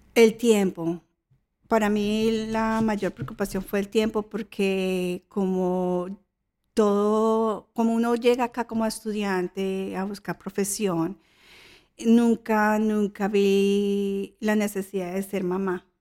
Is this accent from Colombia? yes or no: yes; Colombia; now in Australia; Yo soy colombiana.